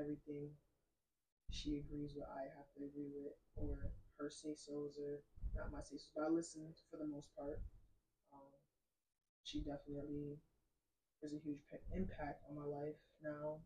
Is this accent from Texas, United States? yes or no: no; Hartford, Connecticut, United States; also born or lived in New Britain, Connecticut; I grew up in Hartford